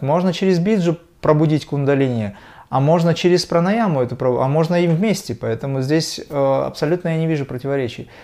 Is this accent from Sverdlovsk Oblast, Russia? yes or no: no; Dagestan, Russia; я родился в Дагестане